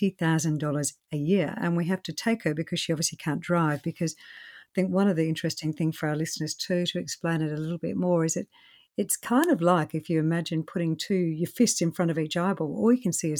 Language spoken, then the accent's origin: English; Australia; I'm an Aussie